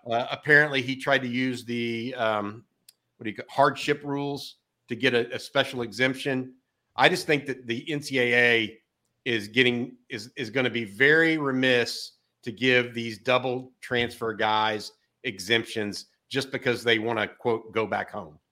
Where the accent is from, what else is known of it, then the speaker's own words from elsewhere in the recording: Texas, United States; born and raised in Texas.